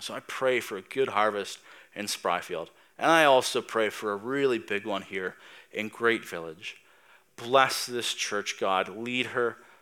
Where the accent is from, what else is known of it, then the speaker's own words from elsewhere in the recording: Tatamagouche, Nova Scotia, Canada; now in Spryfield, Canada; I'm from Tatamagish. I'm a blue noser.